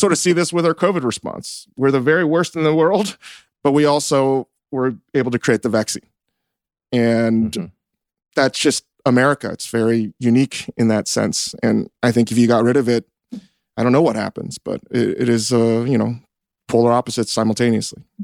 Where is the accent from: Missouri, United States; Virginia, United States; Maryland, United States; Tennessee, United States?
Virginia, United States; Northern; I grew up in Northern Virginia